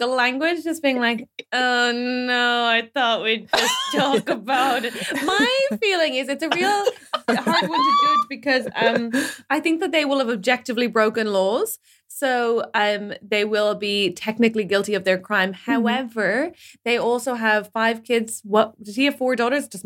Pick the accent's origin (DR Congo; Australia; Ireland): Ireland